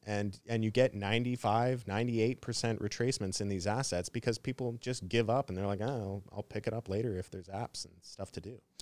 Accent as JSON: {"language": "English", "country": "Canada", "said": "I'm from Canada"}